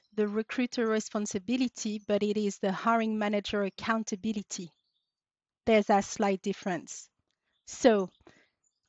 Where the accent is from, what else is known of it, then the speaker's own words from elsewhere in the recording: Paris, Île-de-France, France; moved away as an adult; now in United Kingdom; I was born and raised in France. Daughter of Syrian immigrants who moved to France in the late 70s. So I grew up and was raised in Paris, but moved to the UK, 14 years ago now